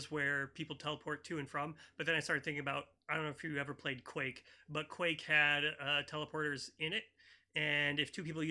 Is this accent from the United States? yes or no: yes; United States; I'm an American